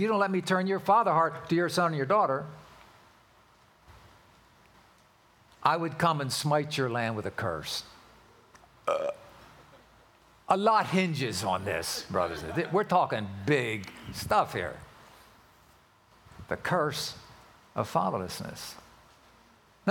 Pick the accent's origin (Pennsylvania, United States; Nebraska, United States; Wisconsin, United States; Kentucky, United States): Pennsylvania, United States; Philadelphia; now in California, United States; I was born and raised in Philadelphia